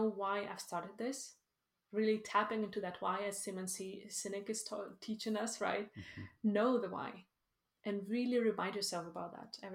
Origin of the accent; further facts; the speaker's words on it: Ukraine; also born or lived in Sweden; now in Iceland; I am originally from Ukraine